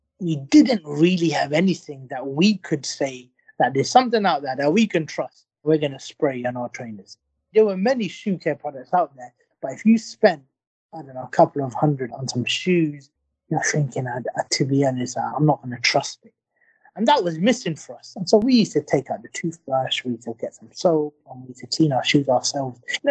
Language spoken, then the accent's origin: English; London, United Kingdom; also born or lived in Blackburn; We grew up in London